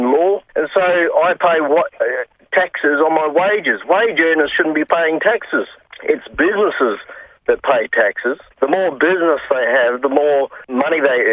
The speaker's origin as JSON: {"language": "English", "town": "Kalgoorlie", "region": "Western Australia", "country": "Australia", "tie": "born or raised there", "also_born_or_lived": "Mount Lawley, Perth", "said": "I wasn't born in Kalgoorlie. I was born in Mount Lawley, actually. But, I've been there for 47 of my 48 years."}